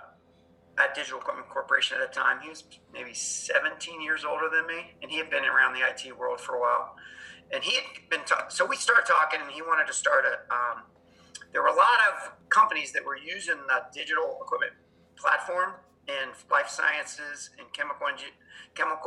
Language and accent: English; Cincinnati, Ohio, United States; moved away as an adult; also born or lived in Penn State University, Pennsylvania; I grew up in Cincinnati, Ohio.